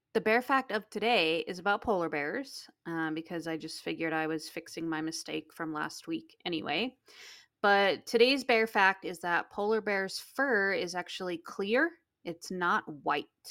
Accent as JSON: {"language": "English", "region": "interior Alaska", "country": "United States", "tie": "born or raised there", "moved": "yes", "said": "where I grew up in Alaska was the interior"}